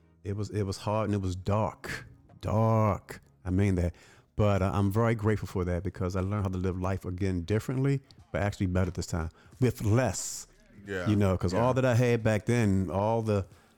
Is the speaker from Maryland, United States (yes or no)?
yes; Baltimore, Maryland, United States; Growing up in Baltimore, and we lived live in blocks, and majority of the people in our block were poor.